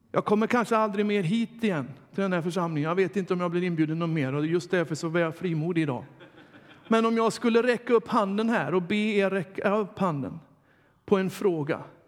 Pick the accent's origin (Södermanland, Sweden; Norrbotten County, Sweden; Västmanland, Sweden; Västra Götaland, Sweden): Västra Götaland, Sweden; Dalsland; moved away; also born or lived in Uppsala; hemma i Dalsland